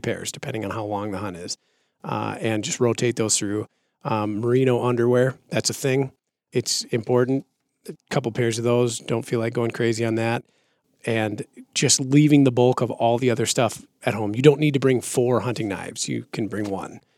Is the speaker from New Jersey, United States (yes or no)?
no; Minnesota, United States; moved away; growing up, I'm from Minnesota originally